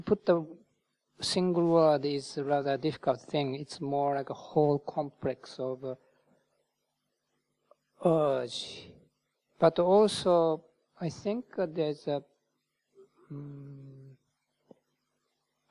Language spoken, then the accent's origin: English; Japan; moved away as an adult; also born or lived in India; now in United Kingdom; Buddhism is not totally foreign to me because I was born in Japan